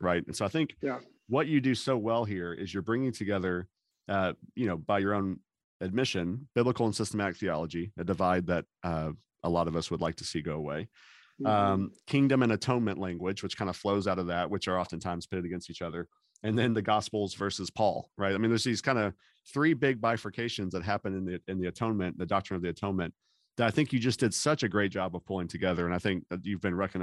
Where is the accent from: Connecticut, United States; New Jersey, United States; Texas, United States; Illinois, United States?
Texas, United States; Dallas; in the 90s, growing up in Dallas